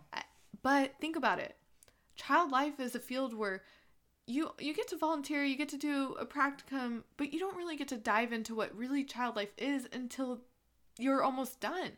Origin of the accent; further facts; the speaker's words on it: Southern California, United States; I'm from Southern California